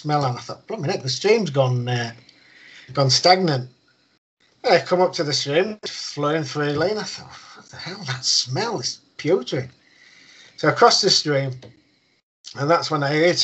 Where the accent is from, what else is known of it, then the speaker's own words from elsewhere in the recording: United Kingdom; he's always put food on our table when we was growing up, because we grew up outside of Winsley.